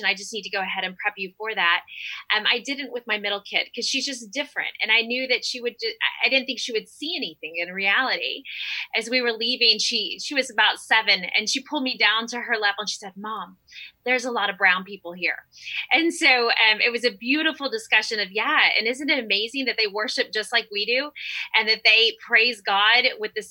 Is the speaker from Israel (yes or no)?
no; Honduras; now in United States; I grew up in Central America. So I grew up in, of course, a Hispanic, a Honduran church.